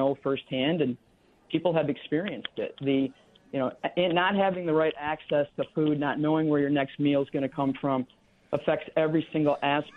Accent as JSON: {"language": "English", "region": "Michigan", "country": "United States", "tie": "born or raised there", "moved": "as an adult", "lives_now": "Minneapolis, United States", "said": "I grew up in Michigan"}